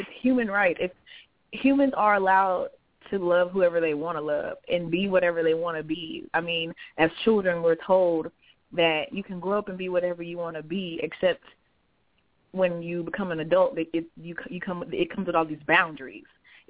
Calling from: Jacksonville, Florida, United States; I am from Jacksonville, Florida.

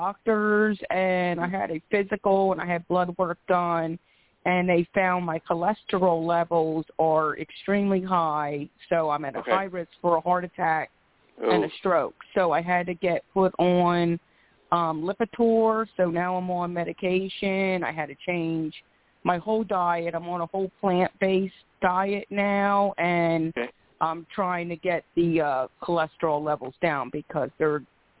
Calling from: Philadelphia, Pennsylvania, United States; I am calling from {S0} Tonetta. {S9} Philadelphia, PA.

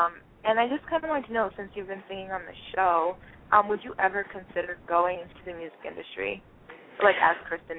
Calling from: Boston, Massachusetts, United States; Hi, I'm …. I'm calling from Boston.

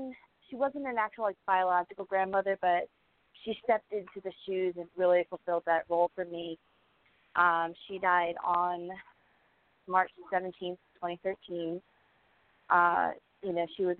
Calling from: Pennsylvania, United States; I'm from Pennsylvania.

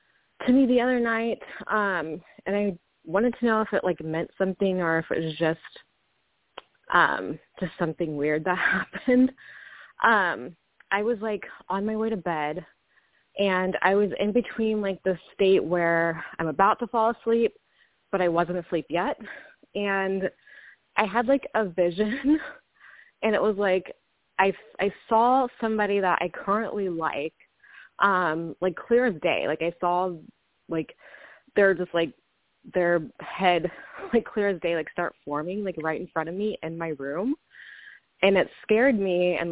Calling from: Kansas, United States; I'm calling from Kansas.

